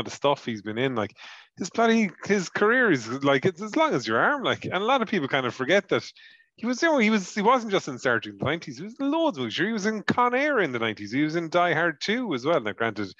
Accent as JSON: {"language": "English", "country": "Ireland", "said": "I'm an Irishman."}